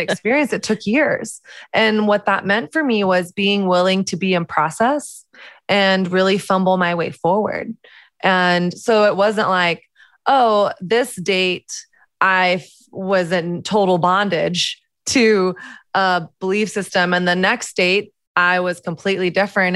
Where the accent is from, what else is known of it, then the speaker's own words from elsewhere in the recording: the South, United States; moved away as an adult; now in New York, United States; I grew up in the South, which is very conservative Christian